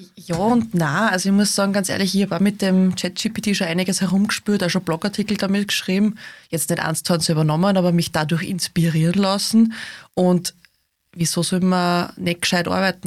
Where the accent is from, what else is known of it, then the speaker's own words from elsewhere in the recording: Austria; wie lässig Österreich ist, wie lässig unsere Heimat ist